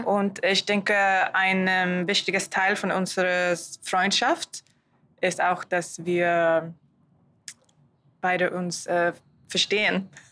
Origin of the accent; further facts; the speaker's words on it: Sweden; German is a second language; moved away; ich komme aus Schweden